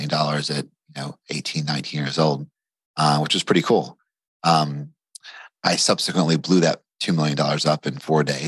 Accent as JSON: {"language": "English", "town": "Bardstown", "region": "Kentucky", "country": "United States", "tie": "born or raised there", "said": "Bardstown, Kentucky, which is like the bourbon capital of the world. So Maker's Mark, Jim Beam, all that is, in my hometown. So, you know, grew up there, you know, mostly a normal upbringing."}